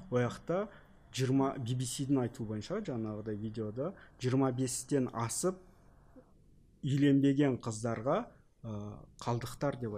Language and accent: Kazakh; Kazakhstan; біз қазақпыз біздің ондаған туысқандарымыз бар